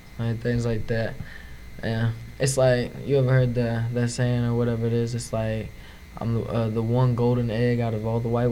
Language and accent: English; Springfield, Missouri, United States; also born or lived in Kansas City; now in Reeds Spring, United States; I was born in Springfield, Missouri